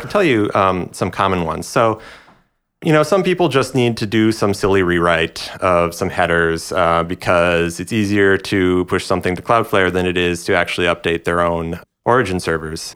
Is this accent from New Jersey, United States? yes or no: no; Minneapolis, Minnesota, United States; moved away; my hometown of Minneapolis